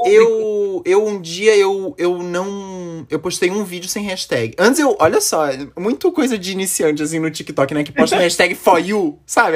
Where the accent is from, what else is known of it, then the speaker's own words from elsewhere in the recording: Florianópolis, Santa Catarina, Brazil; Eu sou de Floripa, Santa Catarina.